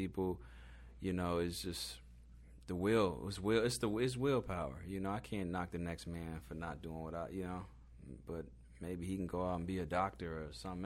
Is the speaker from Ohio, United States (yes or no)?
no; Chicago, Illinois, United States; I'm from South Side of Chicago, so I know the street side too